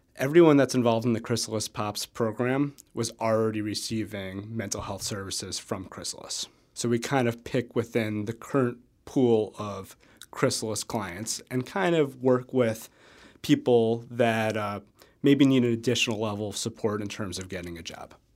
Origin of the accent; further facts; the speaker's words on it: New York, United States; now in Madison, United States; so I'm from New York